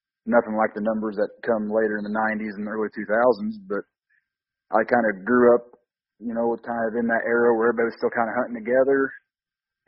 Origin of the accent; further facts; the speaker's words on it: Southern Illinois, United States; I just, grew up here, Southern Illinois